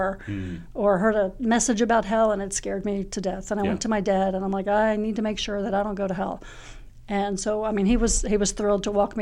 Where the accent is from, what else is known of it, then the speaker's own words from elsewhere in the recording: Clarksboro, New Jersey, United States; moved away as an adult; now in Lynchburg, United States; I grew up in Clarksboro, New Jersey.